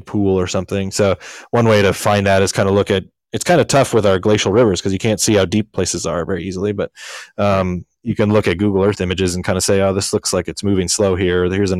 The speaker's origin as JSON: {"language": "English", "region": "Montana", "country": "United States", "tie": "born or raised there", "moved": "yes", "lives_now": "Alaska, United States", "said": "I grew up in Montana"}